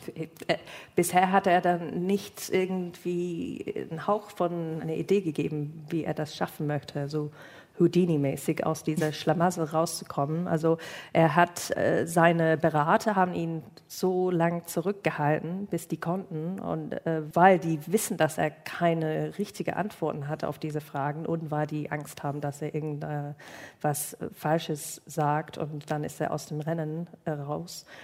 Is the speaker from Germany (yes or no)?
no; United Kingdom; German is a second language; moved away; mein Geburtsland